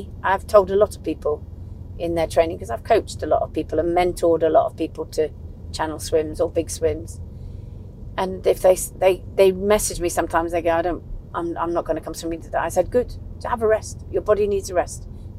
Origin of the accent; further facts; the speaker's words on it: DR Congo; born there; So, I was born in the Belgian Congo.